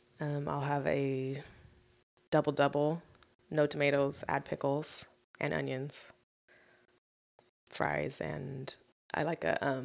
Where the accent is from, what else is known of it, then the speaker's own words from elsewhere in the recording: Coarsegold, California, United States; now in San Diego, United States; I'm from Coarse Gold, California, which is up near Yosemite Mountains.